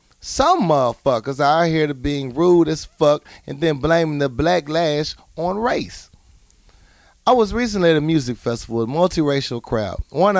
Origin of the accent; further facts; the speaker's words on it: the South, United States; I'm an African-American male. I was born and raised in the South, so I'm very aware of racial tension in our country.